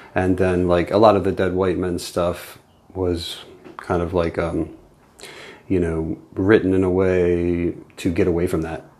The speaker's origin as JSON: {"language": "English", "town": "Baltimore", "region": "Maryland", "country": "United States", "tie": "born or raised there", "moved": "as an adult", "lives_now": "York, United States", "said": "born and raised in Baltimore"}